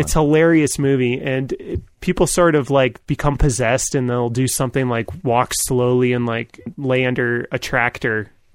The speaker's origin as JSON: {"language": "English", "region": "New York", "country": "United States", "tie": "born or raised there", "said": "I grew up in New York"}